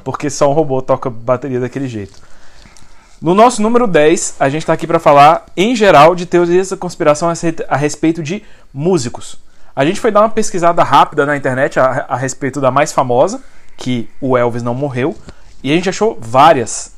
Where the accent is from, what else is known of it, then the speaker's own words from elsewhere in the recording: Goiás, Brazil; eu não cresci em Brasília, eu cresci no Goiás